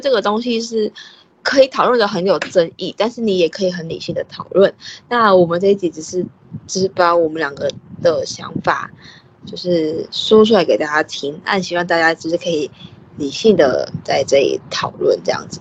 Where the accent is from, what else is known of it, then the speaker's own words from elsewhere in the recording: Taiwan; 我们是在台湾长大的嘛